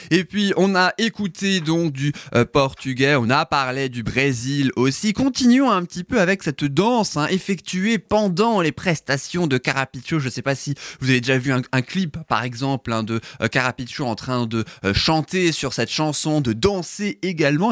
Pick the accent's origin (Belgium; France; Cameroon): France; chez nous en France